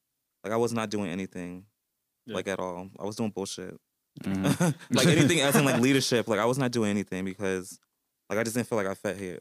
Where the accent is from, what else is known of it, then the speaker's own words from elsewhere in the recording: Newark, New Jersey, United States; moved away as an adult; also born or lived in East Orange, New Jersey; So I grew up in Newark / East Orange. And the demographic in like the schools I went to, all the towns, it was basically like all black, really. I was around black people my whole life.